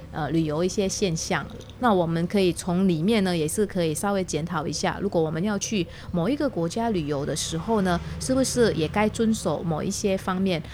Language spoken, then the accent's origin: Chinese; Taiwan; 我们台湾这边